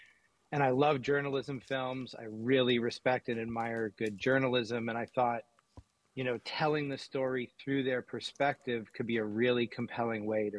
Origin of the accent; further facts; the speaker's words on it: Watertown, Massachusetts, United States; Well, it's funny, you know, having grown up here, I had heard about the Boston Strangler in a very abstract sense my whole life.